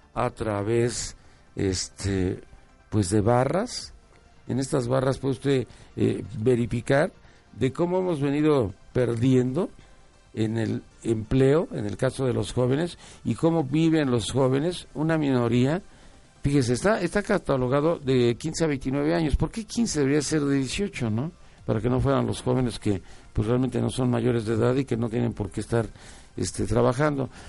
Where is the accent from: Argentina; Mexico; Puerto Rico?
Mexico; somos pues los mexicanos